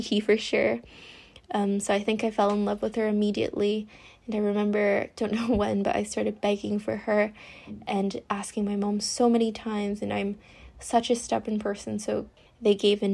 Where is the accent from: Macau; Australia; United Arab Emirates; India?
Macau; also born or lived in London, United Kingdom; I grew up in London since birth until I was 6, but my parents are originally from Macau, a place really close to Hong Kong, so they decided to move the whole family back to Macau when I was 6